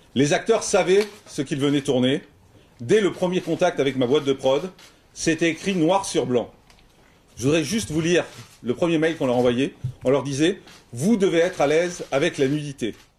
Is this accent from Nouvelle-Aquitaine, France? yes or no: no; Corsica, France; je suis corse